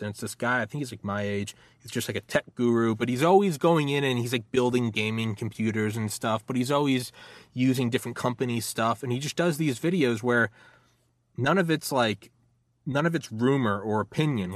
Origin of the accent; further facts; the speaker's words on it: New England, United States; moved away; also born or lived in Georgia; I lived in Georgia, I'm from New England